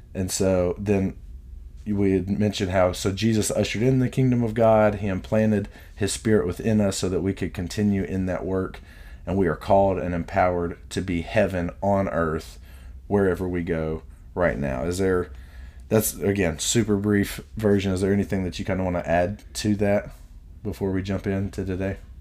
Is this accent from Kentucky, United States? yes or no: yes; Richmond, Kentucky, United States; also born or lived in Louisville, Kentucky; the main coffee shop in Richmond, where I'm at right now, my hometown is Purdy's